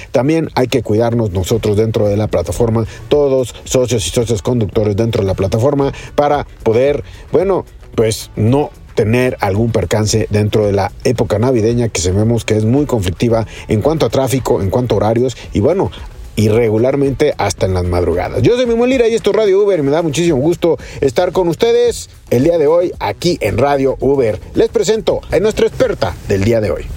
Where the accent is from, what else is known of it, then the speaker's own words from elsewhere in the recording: Mexico; nosotros como mexicanos